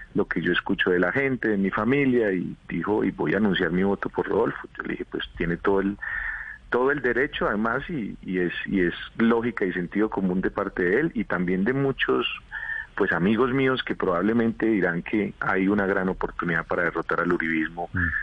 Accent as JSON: {"language": "Spanish", "region": "Boyacá", "country": "Colombia", "said": "en mi tierra"}